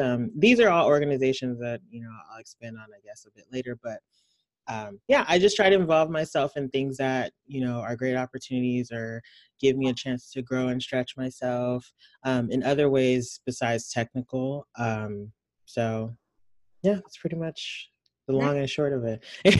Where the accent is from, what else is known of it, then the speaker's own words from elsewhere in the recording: Nigeria; I'm Nigerian. I went to boarding school for middle school, and everybody there skipped sixth grade.